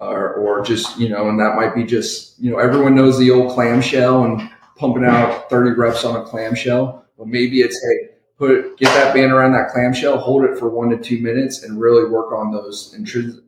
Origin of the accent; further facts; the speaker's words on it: Ohio, United States; now in San Antonio, United States; I'm originally from Ohio